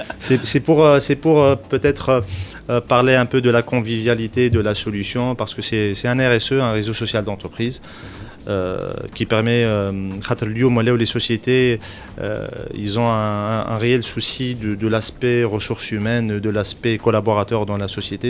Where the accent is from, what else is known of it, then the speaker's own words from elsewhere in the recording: Tunisia; en tant que Tunisien